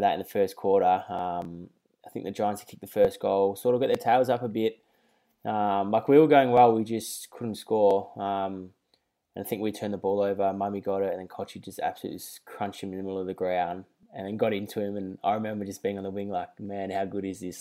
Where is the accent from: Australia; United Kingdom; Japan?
Australia; Melbourne, Victoria; moved away; I grew up in Carlton